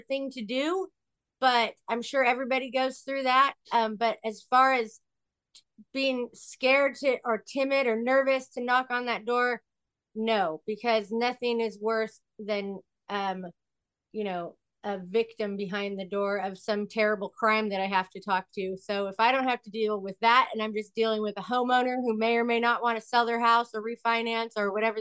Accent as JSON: {"language": "English", "town": "Sacramento", "region": "California", "country": "United States", "said": "I am from a little town in California called Sacramento"}